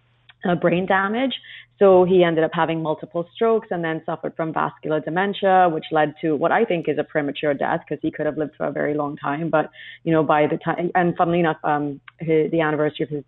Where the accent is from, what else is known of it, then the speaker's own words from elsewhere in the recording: Trinidad & Tobago; now in London, United Kingdom; I grew up in a very small place in the Caribbean called Trinidad